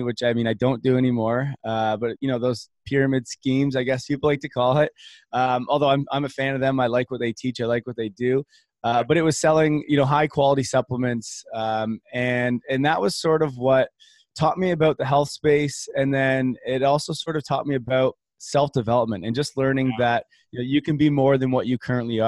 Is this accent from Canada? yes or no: yes; Canada; growing up in Canada